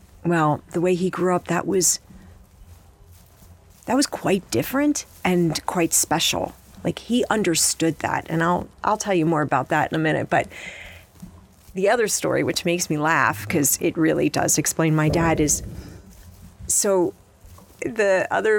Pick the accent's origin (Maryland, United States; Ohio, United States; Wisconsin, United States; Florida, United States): Maryland, United States; Baltimore; moved away as an adult; also born or lived in New York / Washington, D.C.; now in Montana, United States; I didn't grow up in Montana. I grew up on the East Coast. Most of my life spent in and around Baltimore